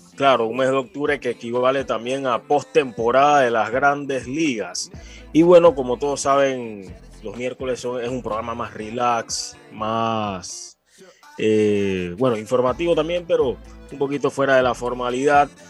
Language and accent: Spanish; Panama; a mí como panameño